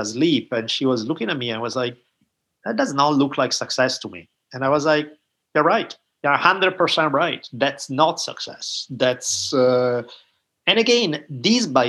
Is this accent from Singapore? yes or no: no; Italy; moved away; growing up in Italy